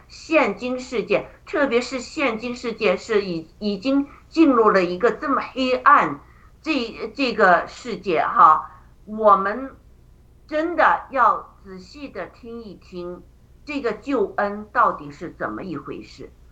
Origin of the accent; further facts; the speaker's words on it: China; moved away; 我们中国人